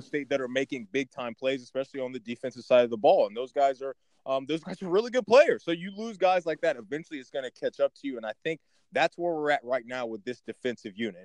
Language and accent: English; Baltimore, Maryland, United States; I'm from Baltimore. I got some East Coast in me.